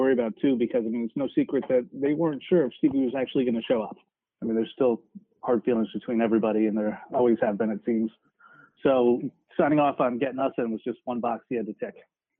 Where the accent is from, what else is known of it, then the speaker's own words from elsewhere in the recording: New Haven, Connecticut, United States; moved away as an adult; And then I grew up in New Haven, Connecticut